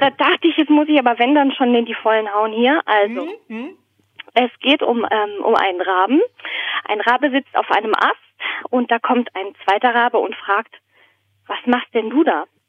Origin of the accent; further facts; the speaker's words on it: Southern Germany, Germany; moved away as an adult; also born or lived in Berlin; now in Basel, Switzerland; in Süddeutschland aufgewachsen